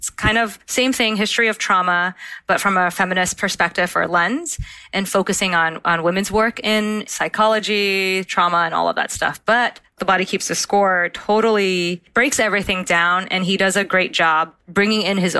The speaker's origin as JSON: {"language": "English", "country": "United States", "tie": "born there", "said": "…, second part of my name, …, in Vietnamese means America. And so 9 months later, I was born in the States."}